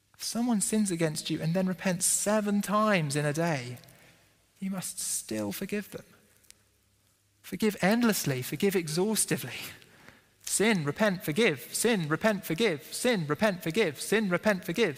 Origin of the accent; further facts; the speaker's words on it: United Kingdom; we're British and we don't like confrontation